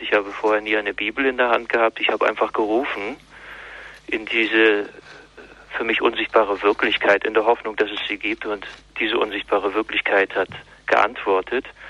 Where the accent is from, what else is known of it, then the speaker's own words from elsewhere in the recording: East Germany, Germany; die auch atheistisch gewesen ist, auch ein Kind des Ostens